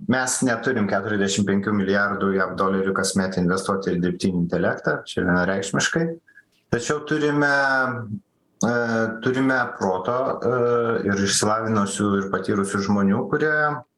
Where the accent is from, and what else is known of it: Lithuania